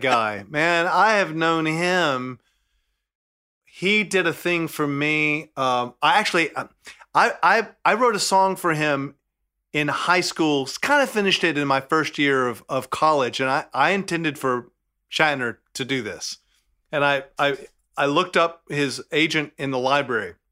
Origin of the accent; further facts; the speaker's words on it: Southern, United States; accent: Southern; my Southern accent